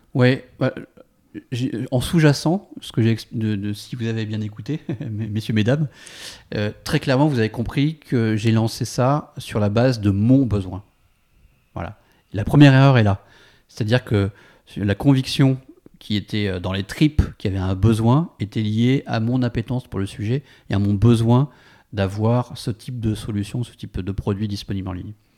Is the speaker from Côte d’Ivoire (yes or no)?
no; France; moved away as an adult; also born or lived in San Francisco; on est parti de San Francisco pour des raisons personnelles et, pour rentrer en France